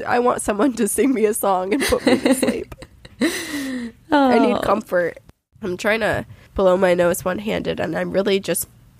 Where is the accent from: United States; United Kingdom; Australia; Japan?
Australia; I'm from Australia.